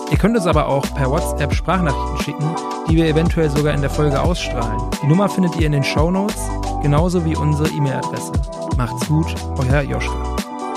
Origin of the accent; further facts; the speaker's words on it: Braunschweig, Lower Saxony, Germany; für jemanden wie mich jetzt, der aus Braunschweig kommt